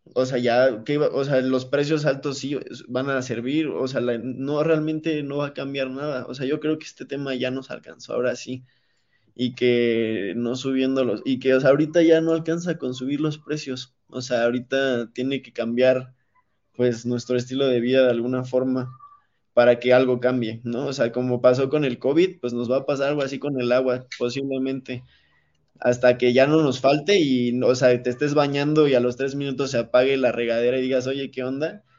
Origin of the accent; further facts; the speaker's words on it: Mexico; como cultura mexicana